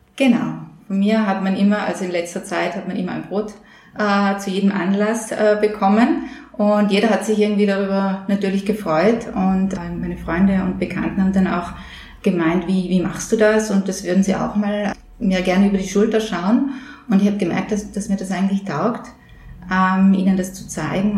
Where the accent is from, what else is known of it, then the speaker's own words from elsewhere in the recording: Upper Austria, Austria; moved away; Ich bin ja Oberösterreicherin. Wir Oberösterreicher